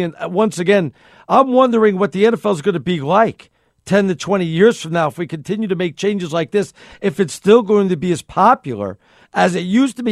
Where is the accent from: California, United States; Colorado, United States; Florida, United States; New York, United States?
New York, United States; I'm a New Yorker